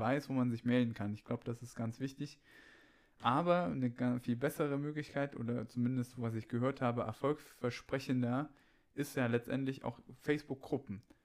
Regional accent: Thuringia, Germany; Bei uns in Thüringen

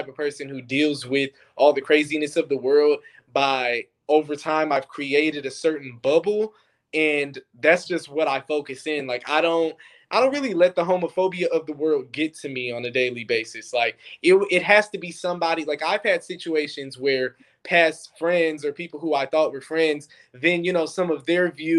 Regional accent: Detroit, Michigan, United States; I grew up in Detroit

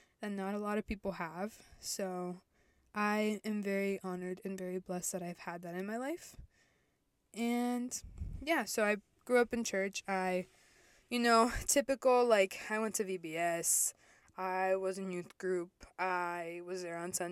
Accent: Virginia, United States; also born or lived in El Salvador / Florida; we moved to Virginia, and I lived and grew up mainly

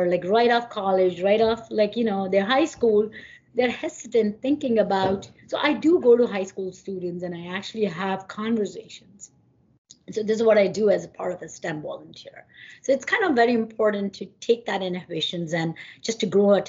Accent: India; moved away as an adult; now in New Jersey, United States; I came from India. My, you know, roots are back from India.

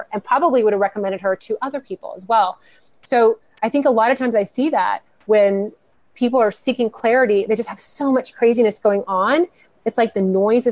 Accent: Miami, Florida, United States; born or raised there; moved away; also born or lived in North Carolina

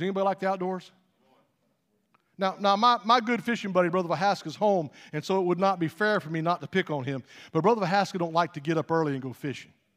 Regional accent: Utah, United States; moved away; I grew up out in Utah for a long time

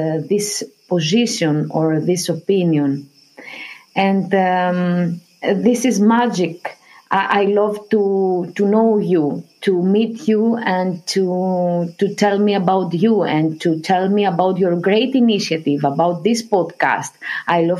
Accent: Greece; also born or lived in Athens; I was born in Greece

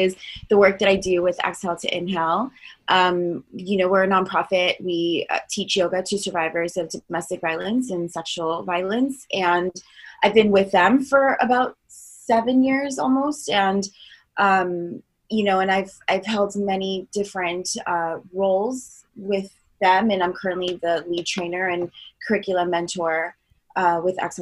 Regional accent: Long Island, New York, United States; also born or lived in Florida; now in Los Angeles, United States; I'm originally from Long Island, New York. I spent a big part of my adolescence in Florida

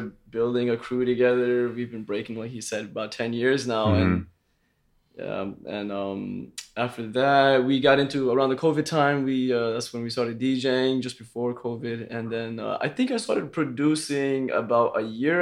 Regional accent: Schenectady, New York, United States; My family's all from Afghanistan, but I was born and raised here in Schenectady, down the street from this guy

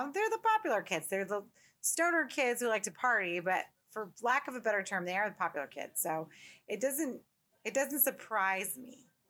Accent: upstate New York, United States; moved away; I'm from upstate New York where nothing happens.

